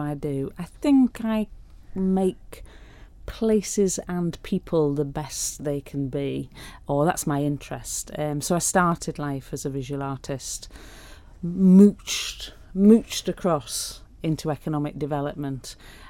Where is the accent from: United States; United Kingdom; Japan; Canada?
United Kingdom; Pickering, Yorkshire and the Humber; Pickering, the small town I was brought up